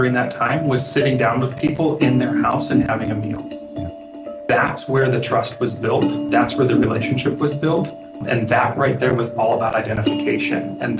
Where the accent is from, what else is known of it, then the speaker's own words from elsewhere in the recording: Liberia; My parents were missionaries with Lutheran Bible Translators, and so I was born and raised in Liberia. And so during that time, not only loved growing up in Africa